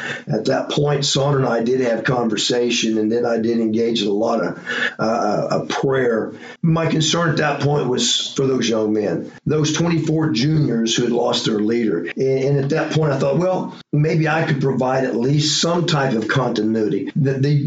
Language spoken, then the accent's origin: English; Bixby, Oklahoma, United States; I grew up in Bixby, Oklahoma, born and raised